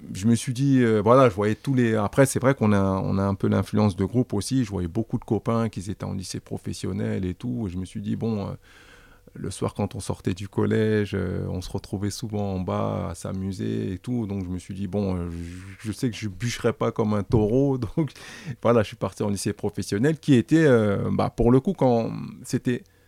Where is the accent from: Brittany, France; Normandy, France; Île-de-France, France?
Île-de-France, France; Paris; nous qui avons grandi dans le 19e, qui avons grandi dans le quartier